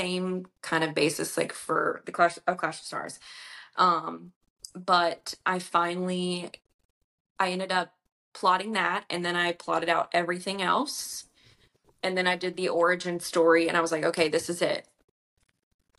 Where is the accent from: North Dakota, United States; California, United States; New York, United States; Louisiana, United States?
Louisiana, United States; I'm from Louisiana.